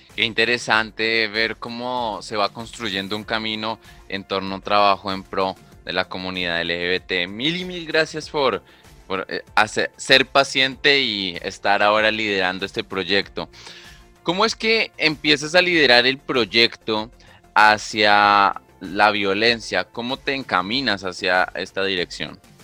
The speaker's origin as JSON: {"language": "Spanish", "country": "Colombia"}